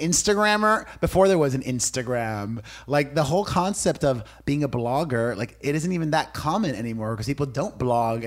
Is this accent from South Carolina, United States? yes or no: no; Miami, Florida, United States; growing up in Miami, my Cuban immigrant parents